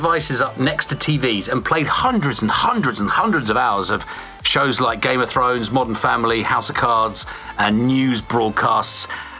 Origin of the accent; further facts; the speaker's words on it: Ireland; moved away; I was born in Ireland